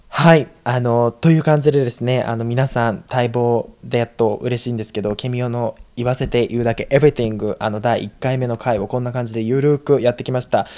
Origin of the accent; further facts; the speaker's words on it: Japan; moved away as an adult; now in United States; 日本で生まれ育った